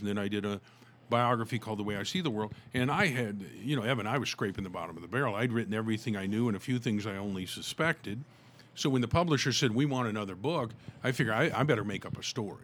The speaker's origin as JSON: {"language": "English", "town": "Tulsa", "region": "Oklahoma", "country": "United States", "tie": "born or raised there", "said": "when I was growing up here in my hometown of Tulsa, Oklahoma"}